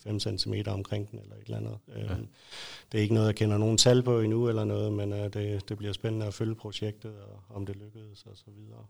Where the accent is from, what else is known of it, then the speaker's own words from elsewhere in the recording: Lolland, Zealand, Denmark; født og opvokset på Lolland